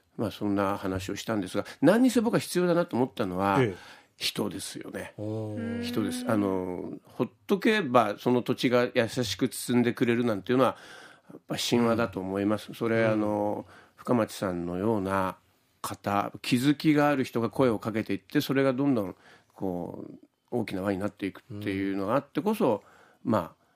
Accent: Fukuoka, Japan; 僕も福岡で生まれ育って

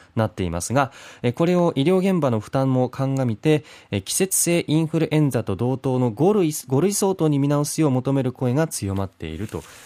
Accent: Beppu, Oita, Japan; 私の地元別府

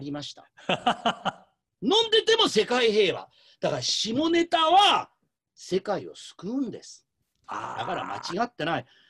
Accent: Shimonoseki, Yamaguchi, Japan; moved away; 地元の下関で

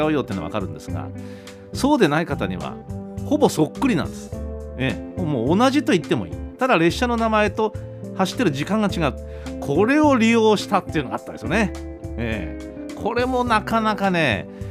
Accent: Kyushu, Japan; also born or lived in Tokyo; 私九州にずっといましたからで学生時代に東京に上京して、えー、また戻ったり

